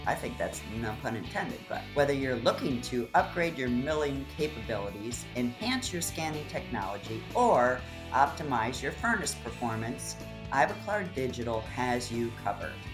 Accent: Florida, United States; We're in beautiful Tampa, my home state.

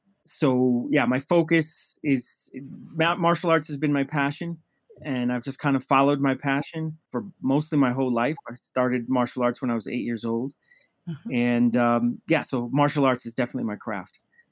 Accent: Midwest, United States; also born or lived in Nigeria / Liberia; now in Quindío, Colombia; I'm originally from West Africa, Nigeria, Liberia, but I grew up in the Midwest in the United States, but I've moved around so much. So right now, my local is in Quindío, Colombia.

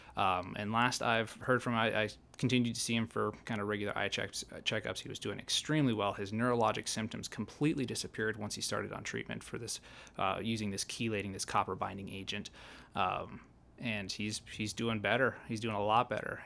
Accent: Malta, Montana, United States; also born or lived in Bozeman, Montana / Oregon / Fairbanks, Alaska / Helena, Montana; I'm originally from Montana, uh, s, born and raised in Malta

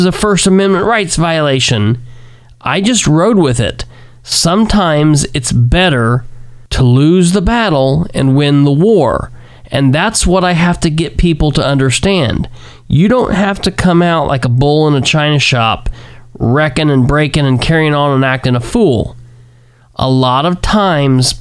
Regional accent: Muncie, Indiana, United States; now in Winchester, United States; born and raised in Muncie, Delaware County, Indiana, that currently lives in my hometown of Winchester, Randolph County, Indiana

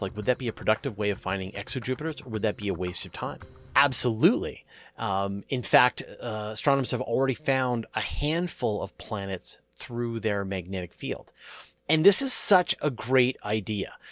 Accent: Canada; I'm a Canadian

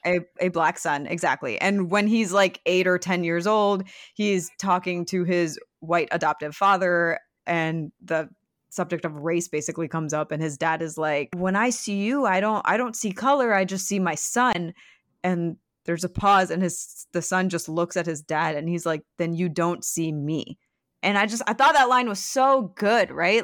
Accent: Michigan and Ohio, Midwest, United States; when I was in high school and growing up in Michigan and Ohio

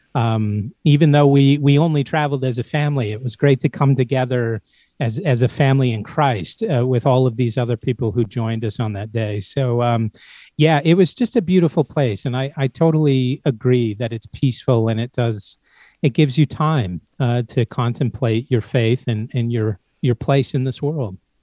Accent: Central Valley of California, United States; moved away; also born or lived in Idaho; I, I grew up in the Central Valley of California and then moved for a time in Idaho

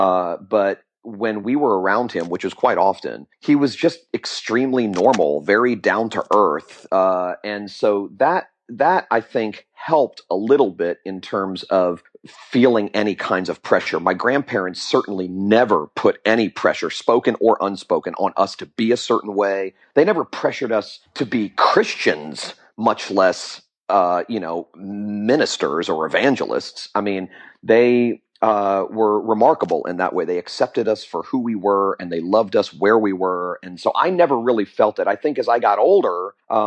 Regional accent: Fort Lauderdale, Florida, United States; also born or lived in Jacksonville, Florida; I'm a Florida native. I was born in Jacksonville, Florida, and raised in Fort Lauderdale, Florida.

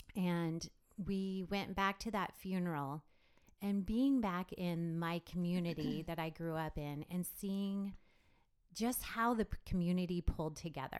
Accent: Lexington, Nebraska, United States; I am Nebraska born and bred. Um, I grew up in Lexington, which is in central Nebraska

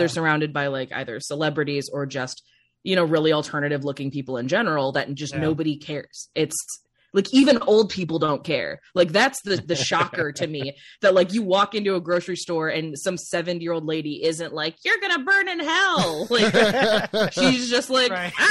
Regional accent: Chicago, Illinois, United States; moved away; also born or lived in Cleveland, Ohio; I grew up in Chicago originally and then moved to Cleveland

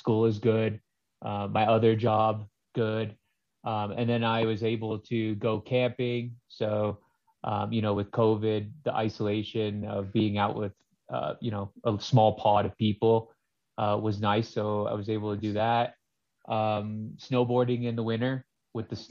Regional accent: Los Alamos, New Mexico, United States; I'm from Los Alamos, New Mexico. My float center was Float Los Alamos

